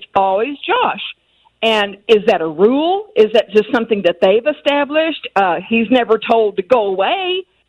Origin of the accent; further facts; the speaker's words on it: Lubbock, Texas, United States; I'm from Lubbock, Texas, which is the home of … and …, and also Texas Tech University